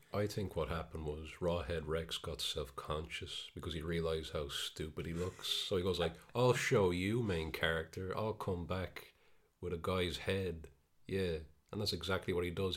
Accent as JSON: {"language": "English", "country": "Ireland", "said": "we're Irish"}